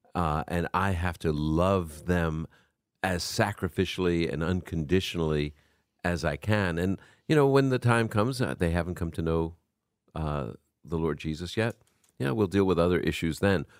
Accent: New York, United States; accent: New Yorker; also born or lived in Brooklyn; now in Chicago, United States; You can hear my New Yorker coming out

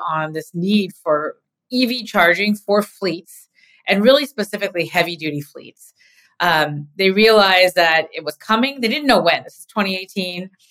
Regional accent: California, United States; being a Californian

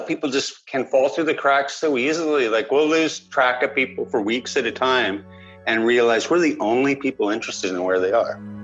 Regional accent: Vancouver Island, British Columbia, Canada; I grew up on Vancouver Island.

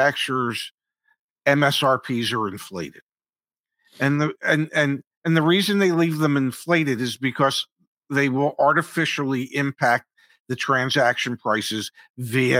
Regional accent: United States; We, as the American buyer

